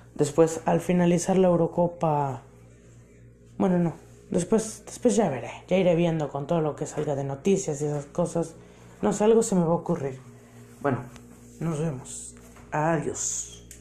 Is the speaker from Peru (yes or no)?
no; Mexico; como mexicano